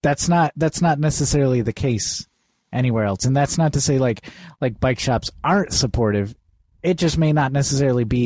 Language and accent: English; Portland, Oregon, United States; I'm from Portland